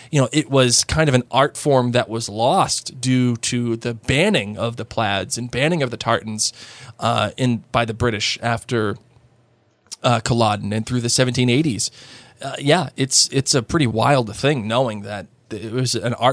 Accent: Massachusetts, United States; I'm from Massachusetts.

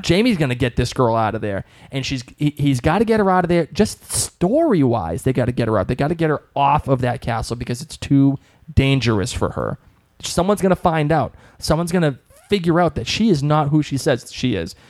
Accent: Boston, Massachusetts, United States; I'm from Boston

